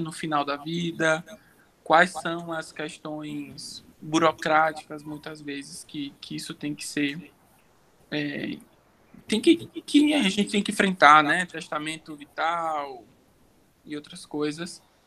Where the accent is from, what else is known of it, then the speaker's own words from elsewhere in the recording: Salvador, Bahia, Brazil; moved away as an adult; now in São Paulo, Brazil; sou baiano de Salvador